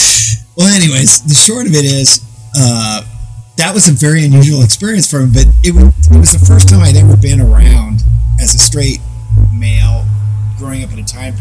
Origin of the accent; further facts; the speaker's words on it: Phoenix, Arizona, United States; now in Los Angeles, United States; I came from Phoenix, Arizona, and being gay just wasn't acceptable back in the late 80s, early 90s. So, I live